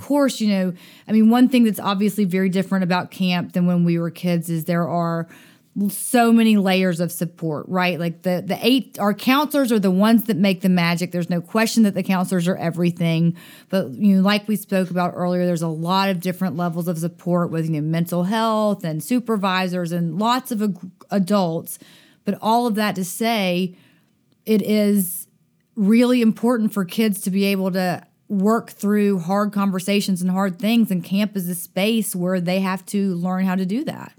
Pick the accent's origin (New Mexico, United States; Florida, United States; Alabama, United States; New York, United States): Alabama, United States; Dothan; I grew up in Dothan, Alabama